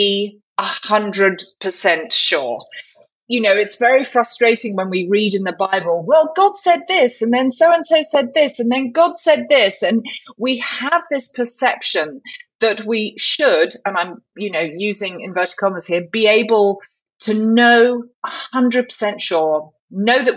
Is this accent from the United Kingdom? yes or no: yes; the south of England, United Kingdom; moved away as an adult; now in Charlotte, United States; you can tell I'm from the Deep South, but it's the Deep South of England. And so I am a Brit